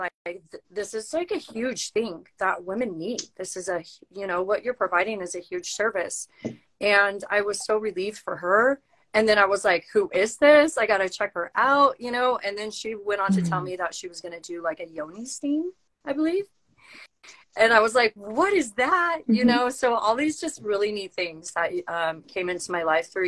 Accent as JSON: {"language": "English", "town": "San Diego", "region": "California", "country": "United States", "moved": "yes", "lives_now": "Utah, United States", "said": "We're all from San Diego"}